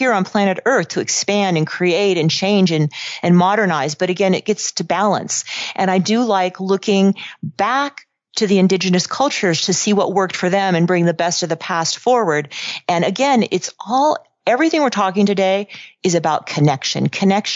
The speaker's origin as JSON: {"language": "English", "area": "Silicon Valley", "region": "California", "country": "United States", "tie": "born or raised there", "also_born_or_lived": "Los Angeles", "said": "I grew up in Silicon Valley."}